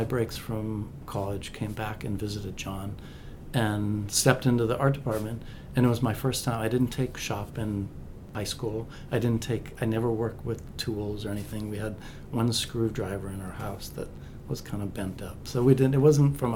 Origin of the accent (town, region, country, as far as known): Lake Elmo, Minnesota, United States; born or raised there; also born or lived in East St. Paul, Minnesota